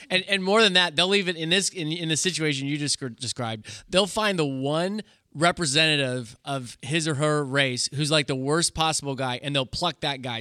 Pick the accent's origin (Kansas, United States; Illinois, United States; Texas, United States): Kansas, United States; I'm from Kansas